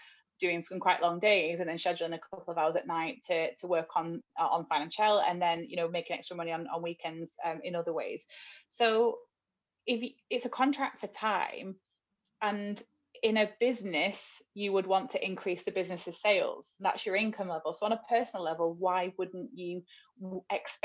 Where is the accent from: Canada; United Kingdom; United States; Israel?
United Kingdom; Wigan, North West England; moved away; I'm from Wigan in the north, so quite a poor town